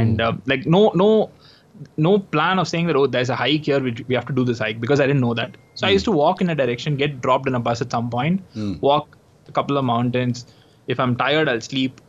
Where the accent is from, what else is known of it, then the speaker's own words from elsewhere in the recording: Chennai, Tamil Nadu, India; I'm from Chennai